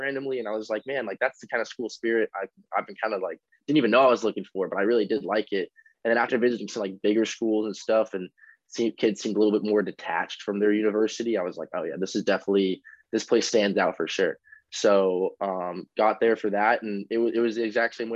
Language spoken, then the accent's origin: English; Los Angeles, California, United States; moved away as an adult; also born or lived in Spokane, Washington; I grew up in Los Angeles, California, where I'm currently at now because Gonzaga is on spring break